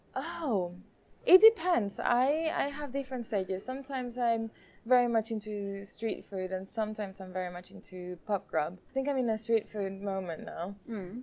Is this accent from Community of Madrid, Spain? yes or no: no; Mallorca, Balearic Islands, Spain; moved away as an adult; now in London, United Kingdom